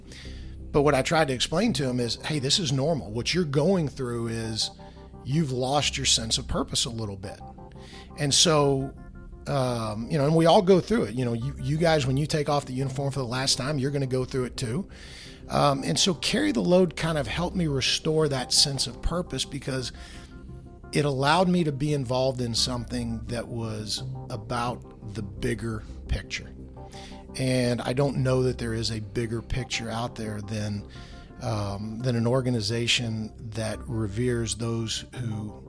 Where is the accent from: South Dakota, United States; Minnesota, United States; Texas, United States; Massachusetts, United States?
Texas, United States; Dallas; I'm born and raised in Dallas